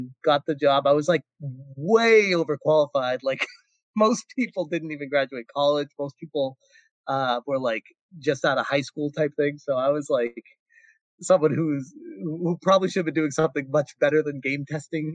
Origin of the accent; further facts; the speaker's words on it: Massachusetts, United States; moved away as an adult; now in California, United States; I was born and raised in Massachusetts and moved out to California when I was 25.